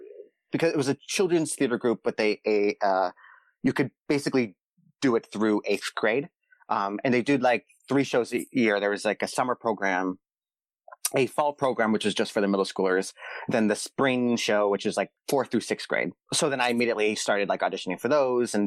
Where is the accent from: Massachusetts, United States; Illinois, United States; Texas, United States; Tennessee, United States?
Massachusetts, United States; Boston; moved away as an adult; also born or lived in Pittsburgh; now in Los Angeles, United States; I grew up in Boston. That's where my parents are from